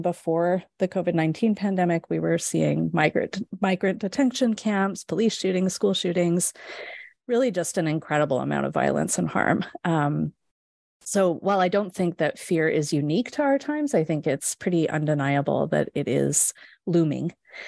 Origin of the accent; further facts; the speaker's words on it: West Coast, Canada; So I grew up in Canada, on the west coast of Canada.